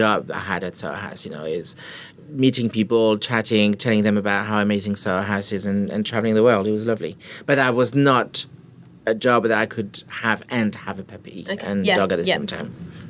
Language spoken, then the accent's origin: English; France; accent: French; English is a second language; moved away as an adult; now in London, United Kingdom; I moved to London when I was 20, so a couple of years ago. 22 years ago. I moved here to learn English. I didn't speak English.